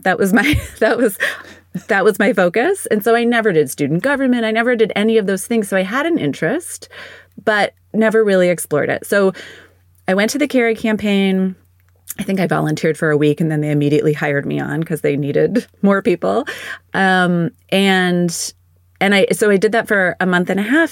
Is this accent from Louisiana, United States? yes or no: no; State College, Pennsylvania, United States; moved away as an adult; also born or lived in Washington, D.C.; now in Pittsburgh, United States; I grew up in State College, Pennsylvania